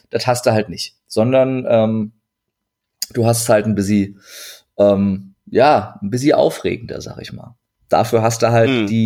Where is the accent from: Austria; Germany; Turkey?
Turkey; zur Not sage ich immer, ich bin, ich bin, ich bin Türke, ich darf das.